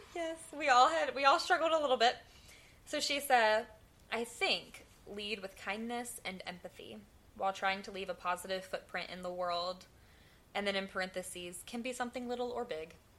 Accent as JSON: {"language": "English", "region": "the South", "country": "United States", "accent": "southern", "said": "my southern accent"}